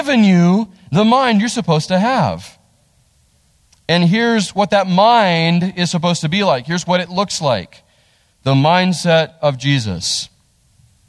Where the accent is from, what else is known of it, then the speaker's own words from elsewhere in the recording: United States; I love being American